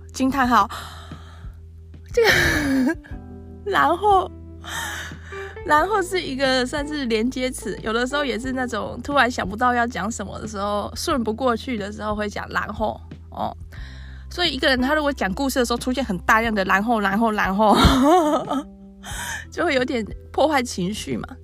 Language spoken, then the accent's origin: Chinese; Yongkang, Tainan, Taiwan; also born or lived in Xinhua, Tainan; 我其实是土生土长在地的台南人，小学以前是住在新化，然后小二搬家到永康